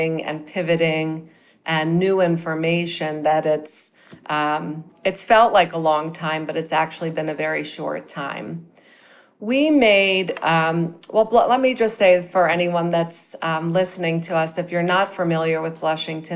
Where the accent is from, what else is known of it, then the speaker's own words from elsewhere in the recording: Midwest, United States; moved away as an adult; also born or lived in New York City; I grew up in the Midwest.